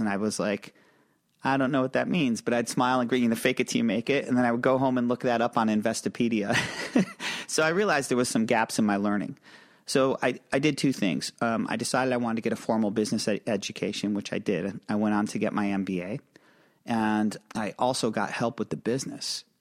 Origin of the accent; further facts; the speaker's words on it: upstate New York, United States; we're both from small towns. I'm from a small town in upstate New York